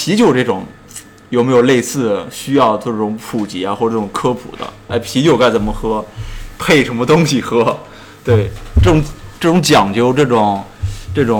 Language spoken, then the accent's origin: Chinese; China; 呃我们中国人喝酒就是可能没有所谓那种品品这个品一品这个啤酒的概念